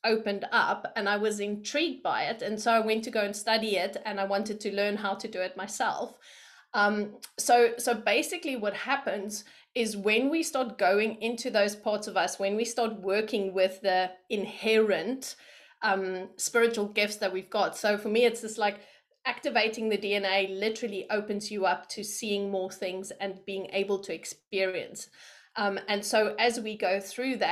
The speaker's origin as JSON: {"language": "English", "country": "South Africa", "tie": "born or raised there", "also_born_or_lived": "London, United Kingdom", "moved": "as an adult", "said": "So I am from South Africa and I was born there."}